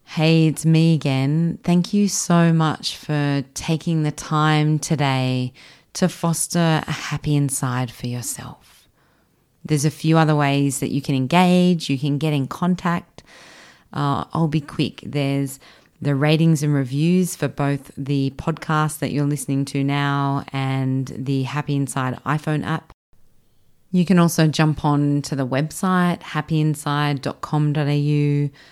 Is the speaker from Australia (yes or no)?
yes; Australia; I grew up in Australia